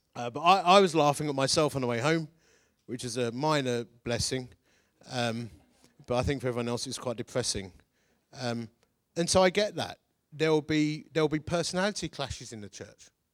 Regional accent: Essex, East of England, United Kingdom; I'm from Essex.

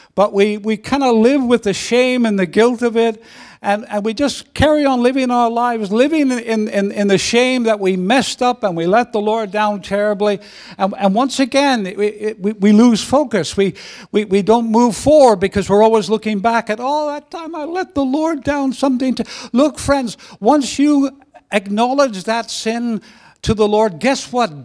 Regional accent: Belfast, Northern Ireland, United Kingdom; moved away; also born or lived in Canada; a teenager, uh, growing up in, in, in Belfast

